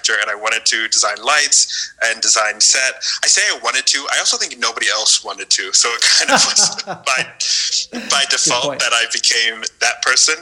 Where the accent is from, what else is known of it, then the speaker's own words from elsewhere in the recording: Northern Virginia, United States; moved away as an adult; now in Mexico City, Mexico; I grew up in Northern Virginia in not a very theatrical place